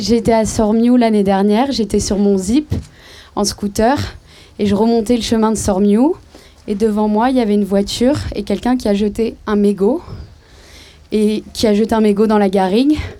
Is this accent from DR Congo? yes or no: no; Marseille, Provence-Alpes-Côte d'Azur, France; je suis marseillaise